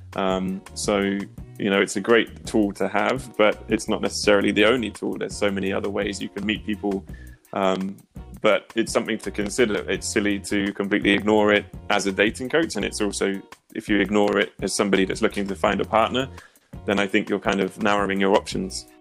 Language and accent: English; near Oxford, South East England, United Kingdom; moved away as an adult; also born or lived in United States; now in Prague, Czech Republic; originally, I'm from the UK, so I was born near Oxford.